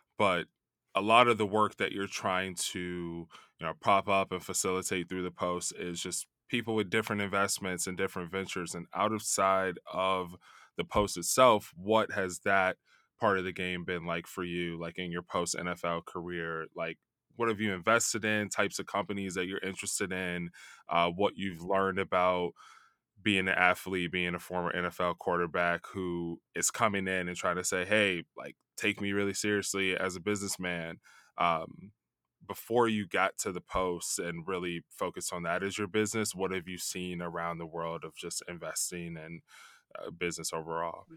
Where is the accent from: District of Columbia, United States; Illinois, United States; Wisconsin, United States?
Illinois, United States; Chicago; also born or lived in New York; now in California, United States; I'm from Chicago